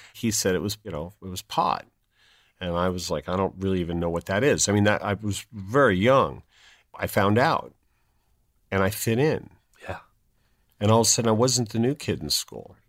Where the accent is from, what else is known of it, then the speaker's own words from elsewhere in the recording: San Jose, California, United States; I was born in San Jose, California